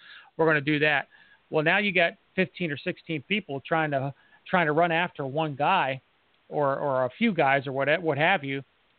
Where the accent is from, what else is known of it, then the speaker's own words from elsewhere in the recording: London, United Kingdom; So as a Londoner, and Nas said something about this, I know that most of the Londoners don't like to see a bunch of guns floating around or like a military / police presence.